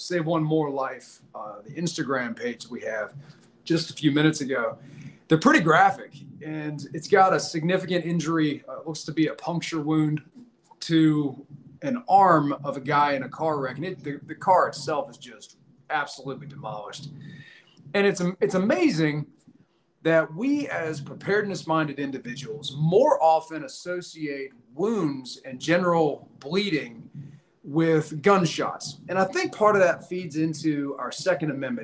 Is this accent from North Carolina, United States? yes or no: no; Virginia, United States; I'm currently hanging out in Virginia, my home state